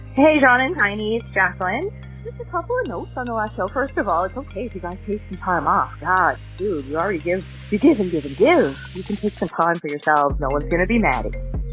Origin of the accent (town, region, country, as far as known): Canada